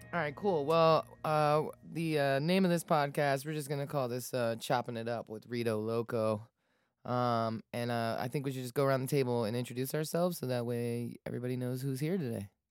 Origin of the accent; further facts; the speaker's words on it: Falls Church, Virginia, United States; I grew up in Falls Church, Falls Church City